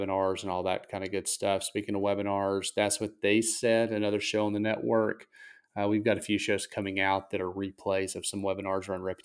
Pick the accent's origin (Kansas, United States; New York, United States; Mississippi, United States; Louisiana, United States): Mississippi, United States; I'm obviously from Mississippi